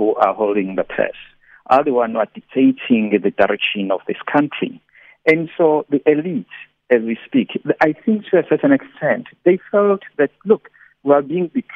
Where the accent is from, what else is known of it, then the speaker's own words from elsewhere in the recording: South Africa; we as South African natives